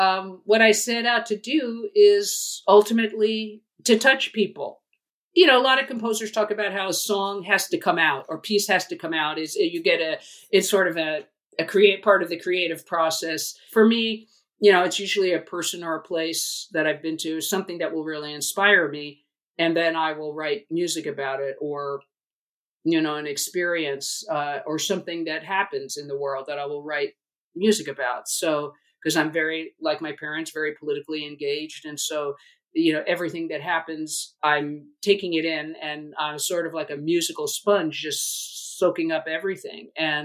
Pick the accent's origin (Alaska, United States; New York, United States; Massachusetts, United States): New York, United States; I grew up on the East Coast, primarily in New York, but my family moved a lot.